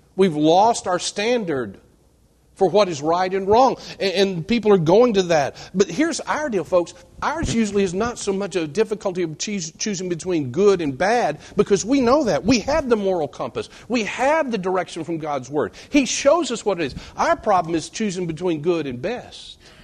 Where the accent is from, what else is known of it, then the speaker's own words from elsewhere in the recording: West Texas, United States; I was born and reared in West Texas, dry, flat, arid West Texas